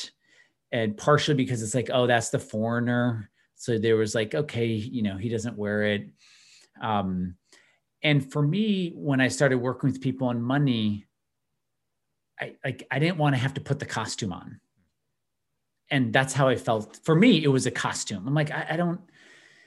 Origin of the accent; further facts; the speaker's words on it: outside of Chicago, Illinois, United States; I grew up outside of Chicago